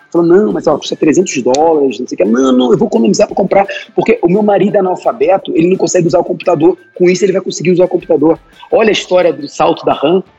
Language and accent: Portuguese; Brazil; O que falta no Brasil hoje, o que a gente vê, principalmente na minha cidade natal